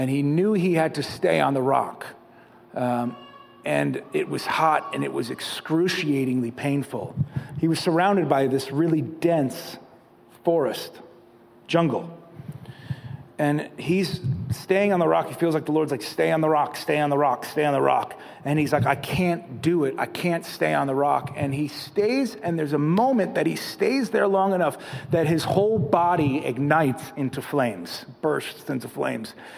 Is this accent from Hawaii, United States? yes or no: no; Catskill Mountains, New York, United States; moved away; I grew up in the Catskill Mountains, so the stars are pretty big.